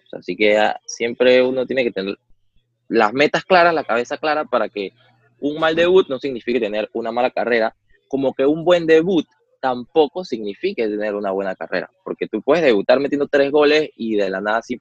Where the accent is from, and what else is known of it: Panama